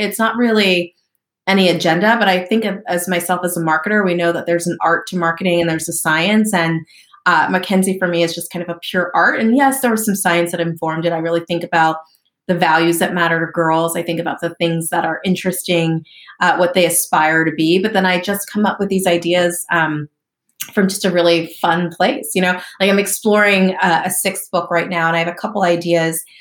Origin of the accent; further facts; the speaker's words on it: southern New Jersey, United States; also born or lived in Lancaster, Pennsylvania; I grew up in southern New Jersey